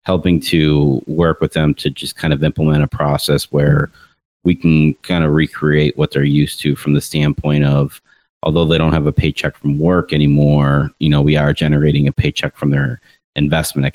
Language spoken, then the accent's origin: English; Rochester, New York, United States; moved away; I was up north in my hometown of Rochester, New York for a week for family reunion